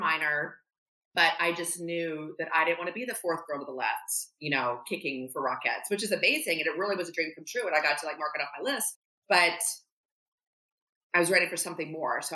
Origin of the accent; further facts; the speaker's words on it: Thomasville, Georgia, United States; moved away as an adult; also born or lived in Alabama / New York City; I'm from Thomasville, Georgia, a tiny little village in the South